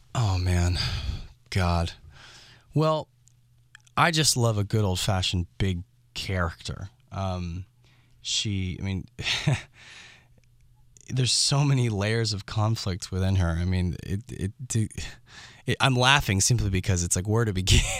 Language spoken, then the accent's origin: English; San Francisco, California, United States; growing up in San Francisco and doing theater as a young kid